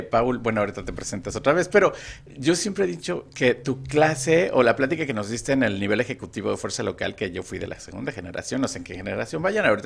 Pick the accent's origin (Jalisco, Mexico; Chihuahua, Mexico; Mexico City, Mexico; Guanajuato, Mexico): Mexico City, Mexico; soy de la Ciudad de México